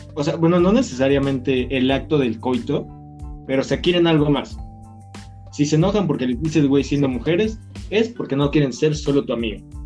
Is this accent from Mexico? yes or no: yes; Mexico; nosotros somos mexicanos, de donde viene el mariachi, los borrachos